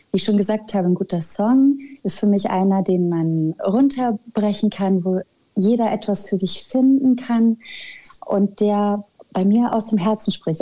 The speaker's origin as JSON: {"language": "German", "town": "Schwabach", "region": "Bavaria", "country": "Germany", "tie": "born or raised there", "also_born_or_lived": "Nuremberg", "moved": "yes", "lives_now": "Berlin, Germany", "said": "ich komme aus Schwabach bei Nürnberg. In Nürnberg bin ich geboren und in Schwabach aufgewachsen"}